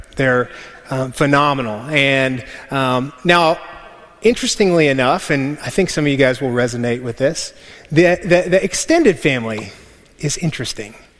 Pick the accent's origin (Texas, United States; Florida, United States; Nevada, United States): Texas, United States; West; we're from West Texas